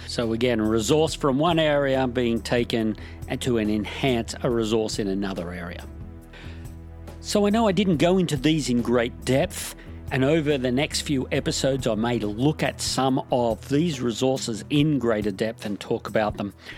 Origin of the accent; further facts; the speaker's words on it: Australia; My home country of Australia